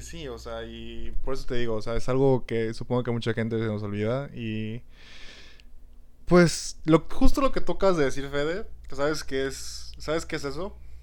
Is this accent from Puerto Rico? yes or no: no; Mexico; como buenos mexicanos